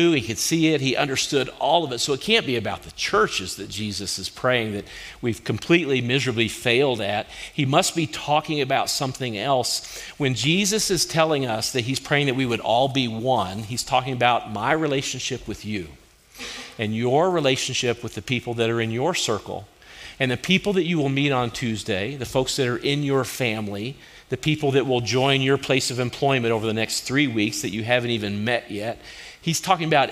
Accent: Kentucky, United States; now in Colorado, United States; we're from Kentucky

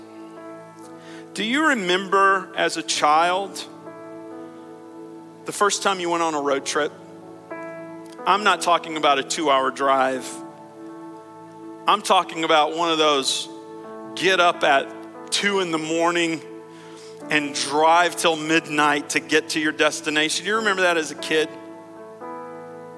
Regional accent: Arkansas, United States; moved away; I grew up in a little old bitty town in Arkansas

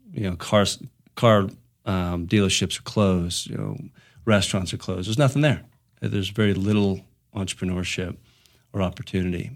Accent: Ligonier, Pennsylvania, United States; moved away as an adult; now in Colorado, United States; I grew up in southwestern Pennsylvania. I grew up in a small town called Ligonier.

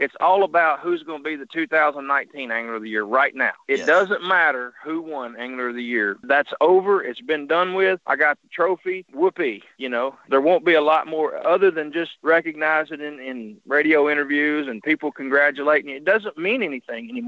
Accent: Arkansas, United States; I'm from Arkansas

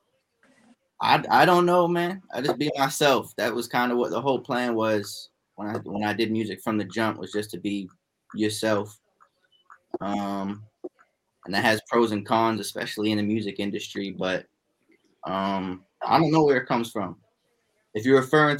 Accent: North Shore, Massachusetts, United States; also born or lived in Salem, Massachusetts / Lynn, Massachusetts / Danvers, Massachusetts / Peabody, Massachusetts; I'm originally from Mass. I was born in Salem Hospital, and then. When I was younger, I was living in, like, Lynn, Danvers, Peabody, so North Shore.

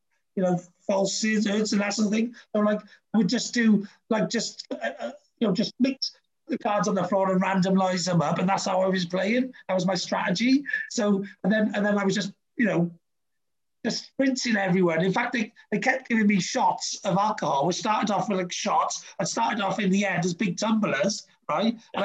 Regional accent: Wales, United Kingdom; as a Brit and as a Welshman

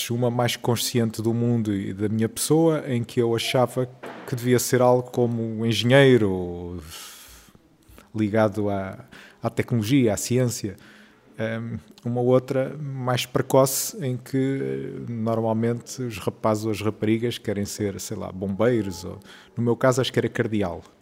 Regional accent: Brazil; sou brasileiro, adoro conhecer gente nova e conversar com as pessoas.

